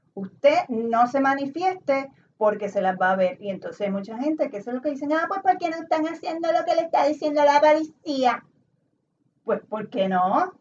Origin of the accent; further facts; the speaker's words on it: Puerto Rico; somos colonia de Estados Unidos